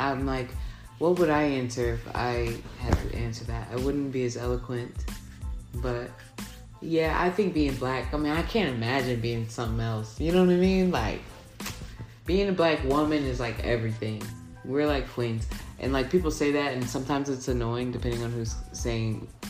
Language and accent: English; Texas, United States; I'm a Texan